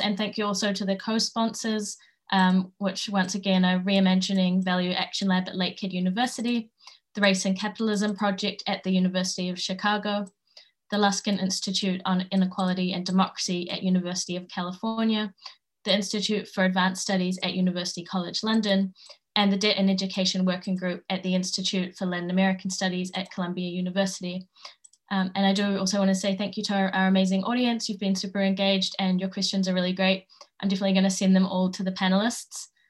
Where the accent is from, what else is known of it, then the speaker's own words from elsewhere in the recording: New Zealand; where I grew up in Aotearoa